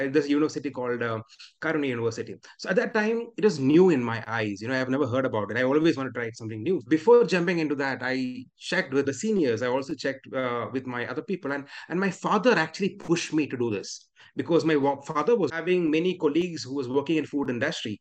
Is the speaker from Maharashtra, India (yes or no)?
no; Kerala, India; accent: Mallu English; first language Malayalam; English is a second language; I'm from Kerala, and we speak Malayalam. When you hear my English, you'll also feel like, a Mallu speaking English.